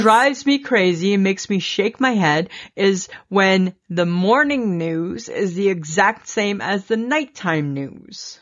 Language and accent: English; Canada